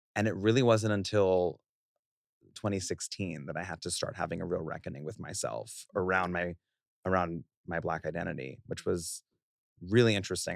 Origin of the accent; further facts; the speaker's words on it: New York City, New York, United States; I was born and raised in Queens in a very loving but firm Haitian household, first generation born